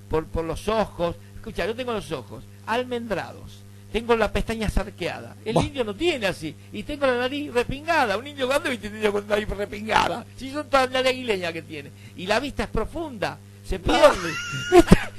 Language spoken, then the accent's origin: Spanish; Buenos Aires, Argentina; nosotros los porteños, vamos a nosotros los porteños, porque somos porteños